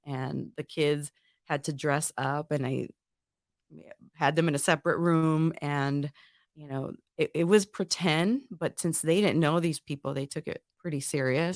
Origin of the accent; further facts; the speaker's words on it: Northwest Indiana, United States; moved away as an adult; I'm originally from Northwest Indiana, real close to Chicago